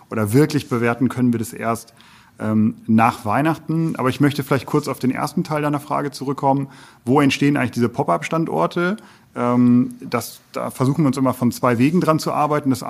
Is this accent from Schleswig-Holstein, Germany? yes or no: no; North Rhine-Westphalia, Germany; für mich als Westfale, äh, ja